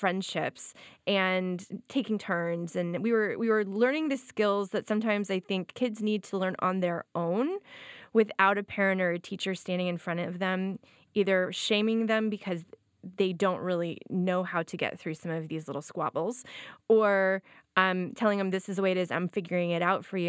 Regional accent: Florida, United States; I grew up in Florida

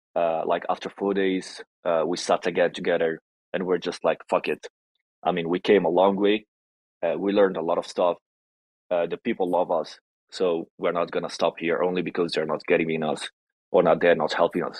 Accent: Italy; English is a second language; I'm Italian Moroccan, half and half. I was born and raised in Italy, but origins from Morocco

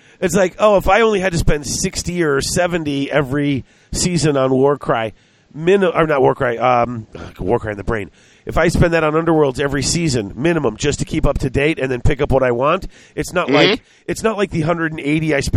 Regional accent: United States; I'm an American

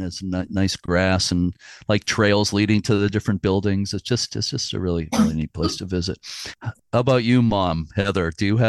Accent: New England, United States; also born or lived in Fort Knox, Kentucky / Virginia; my heart is in New England. I've been here pretty much all my life, except I was born in Kentucky, which might surprise people. But where you live is my state of my birth. But I don't remember anything because we left there when I was 3 years old.

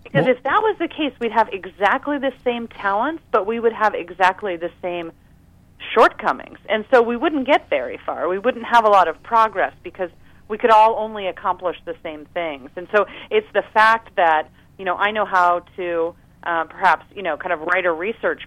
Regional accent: United States; I was born right outside of Washington, D.C.

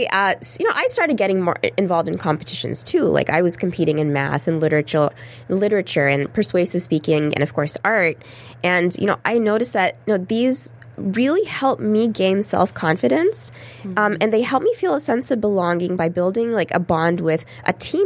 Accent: Texas, United States; a shy second-generation American Muslim South Asian girl growing up in Texas

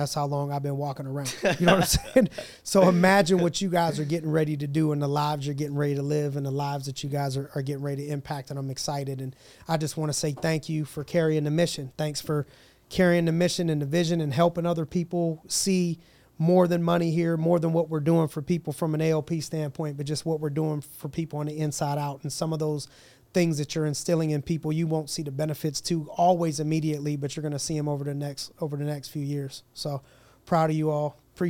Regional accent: Youngstown, Ohio, United States; I'm from Youngstown. You know what I mean? My dude was from Nazareth. So I was from the Yo.

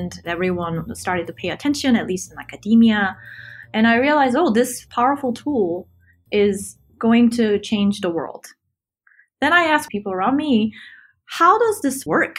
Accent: South Korea; moved away as an adult; also born or lived in Cambridge, Massachusetts, United States; now in San Francisco Bay Area, United States; I grew up in Korea, where computer science wasn't really a thing when I grew up there

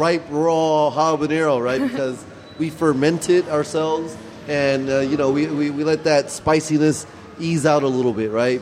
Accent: Santa Ana, California, United States; my best friend since we were like 9 years old, Viet Tran, who we grew up in Santa Ana together

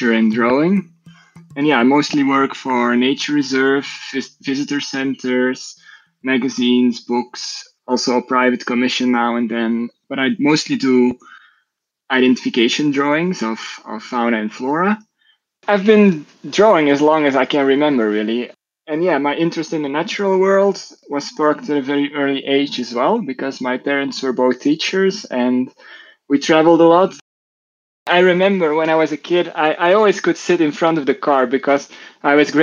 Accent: Belgium; I'm from Belgium.

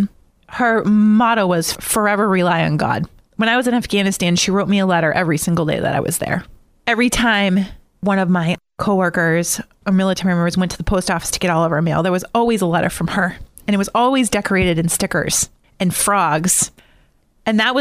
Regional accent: Easton, Massachusetts, United States; I grew up in Easton, Mass.

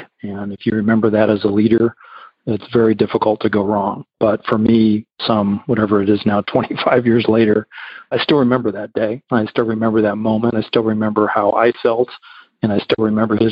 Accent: Illinois, United States; moved away as an adult; also born or lived in Florida / Kansas; now in Texas, United States; growing up in Illinois

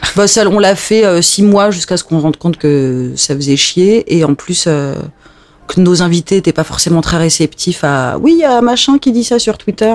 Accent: Alsace, Grand Est, France; j'ai grandi en Alsace

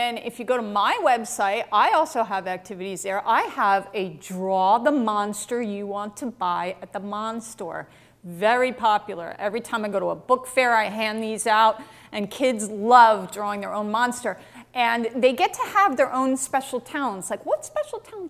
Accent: West Orange, New Jersey, United States; growing up in Jersey, I was very much a bookish girl

